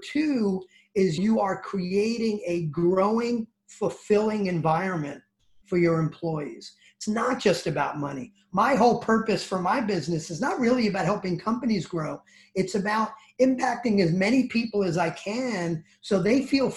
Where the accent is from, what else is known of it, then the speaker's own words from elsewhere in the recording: New Jersey, United States; accent: New Jersey; my New Jersey accent